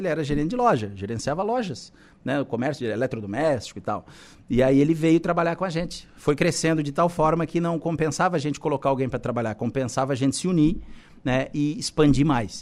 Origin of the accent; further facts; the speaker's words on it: Balneário Camboriú, Santa Catarina, Brazil; now in Araranguá, Brazil; eu sou natural de Balneário Camboriú